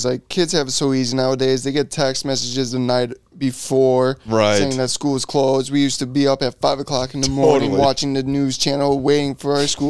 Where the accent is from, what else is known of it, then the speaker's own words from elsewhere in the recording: Burlington, Illinois, United States; Whenever I say, yeah, I'm from Burlington, they're like, Wisconsin? I'm like, dude, we're in fucking South Elgin.